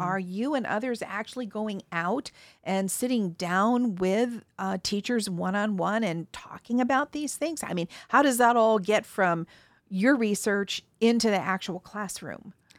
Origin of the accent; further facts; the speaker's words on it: Mountain West, United States; I was born in the Mountain West